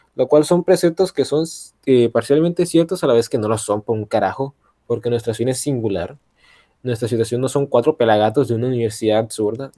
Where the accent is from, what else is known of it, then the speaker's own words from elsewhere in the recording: Colombia; yo soy el único colombiano de esta madre